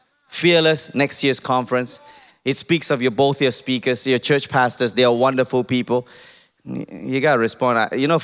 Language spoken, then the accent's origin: English; Malaysia; I'm Malaysian